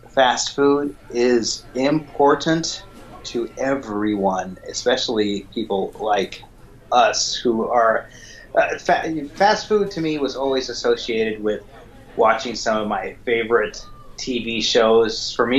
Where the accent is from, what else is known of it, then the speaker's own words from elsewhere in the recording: California, United States; growing up in California where I did